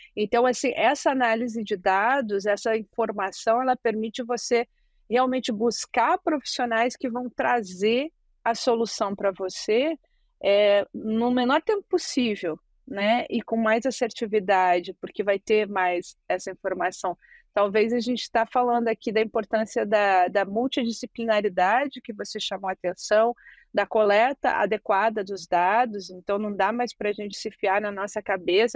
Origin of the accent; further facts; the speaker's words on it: Brazil; sou do Brasil